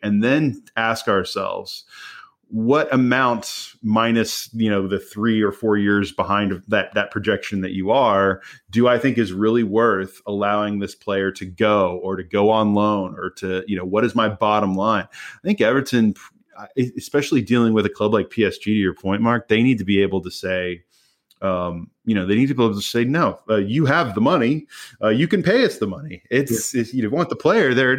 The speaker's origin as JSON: {"language": "English", "country": "United States", "said": "as an American"}